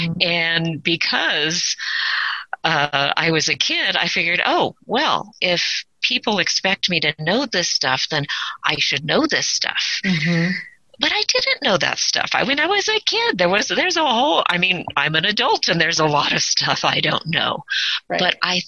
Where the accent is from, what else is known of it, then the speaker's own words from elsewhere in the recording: South Orange County, Southern California, United States; I actually grew up in Southern California, not here in the mountains, but in South Orange County, closer to like the water area.